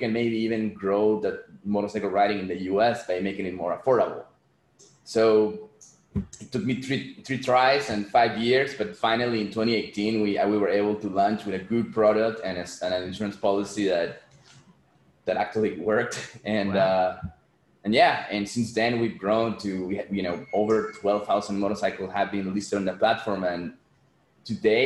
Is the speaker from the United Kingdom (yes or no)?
no; Peru; growing up in Peru, you see a lot of people in poverty